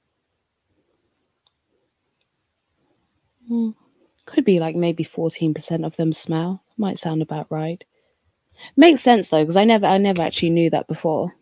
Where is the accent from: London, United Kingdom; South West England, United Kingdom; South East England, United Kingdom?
London, United Kingdom; growing up in London